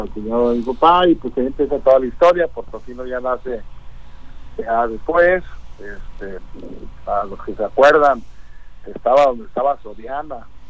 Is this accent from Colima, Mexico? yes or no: yes; Colima, Mexico; yo soy de Colima, Colima, con mamá Colimota